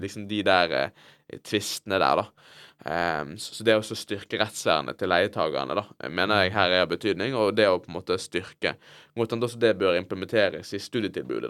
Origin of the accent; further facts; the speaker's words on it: Bergen, Vestland, Norway; jeg vokste opp, da, i, i Fyllingsdalen